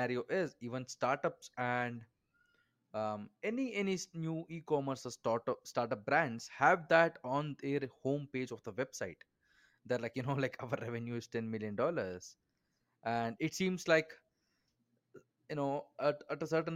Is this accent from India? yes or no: yes; India; I'm from India, I am very involved in startup culture here